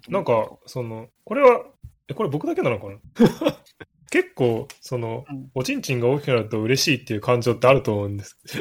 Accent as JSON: {"language": "Japanese", "town": "Hachioji", "region": "Tokyo", "country": "Japan", "tie": "born or raised there", "said": "私、八王子の出身なんです"}